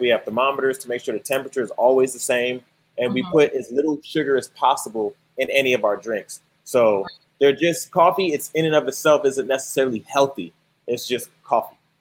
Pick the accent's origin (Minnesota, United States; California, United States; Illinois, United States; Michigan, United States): Illinois, United States; Chicago; moved away; I'm actually from Chicago.